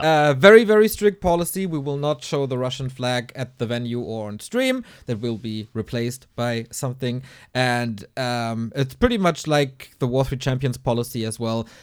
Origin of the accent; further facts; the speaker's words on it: Hamburg, Germany; here in my hometown, Hamburg